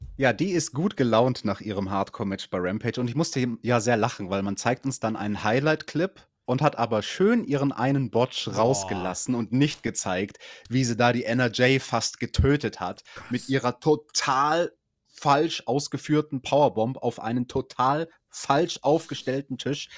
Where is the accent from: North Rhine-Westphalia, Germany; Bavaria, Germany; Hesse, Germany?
Bavaria, Germany; bei uns in Bayern, das ist die schwierigste Schule